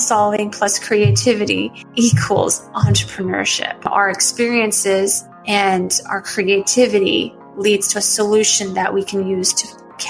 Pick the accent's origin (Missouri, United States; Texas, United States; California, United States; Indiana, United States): Texas, United States; Houston; moved away; I have so much pride being born and raised in Houston